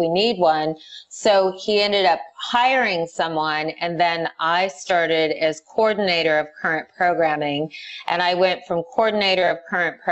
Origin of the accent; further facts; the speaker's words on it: Whittier, California, United States; I grew up in Whittier, California, in a place called Friendly Hills